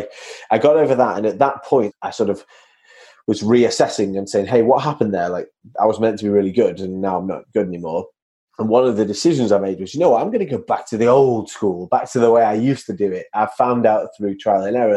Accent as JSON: {"language": "English", "town": "Manchester", "region": "North West England", "country": "United Kingdom", "said": "So I'm from Manchester, as your listeners can hear from my accent"}